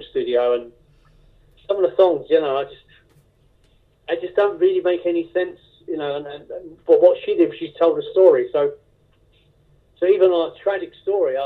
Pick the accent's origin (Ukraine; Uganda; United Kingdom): United Kingdom; England; So I come from England